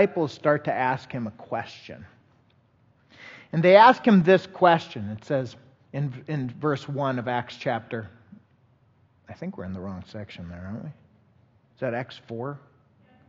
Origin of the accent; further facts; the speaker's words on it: Colorado, United States; also born or lived in Virginia, Minnesota; I was born in Virginia, Minnesota. We moved to Colorado area when I was a young individual